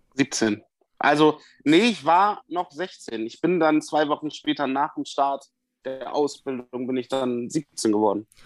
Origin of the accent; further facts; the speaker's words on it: Bremen, Germany; also born or lived in Westoverledingen; Ich komme ja aus Bremen.